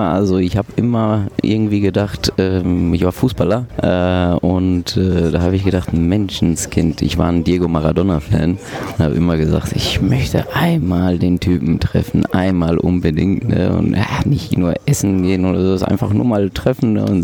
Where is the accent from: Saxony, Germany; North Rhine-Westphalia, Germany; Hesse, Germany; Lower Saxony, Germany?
North Rhine-Westphalia, Germany; Bochum; born there; mein Vater hatte ein Restaurant und ähm, auch in Bochum Langdreher, wo ich geboren bin.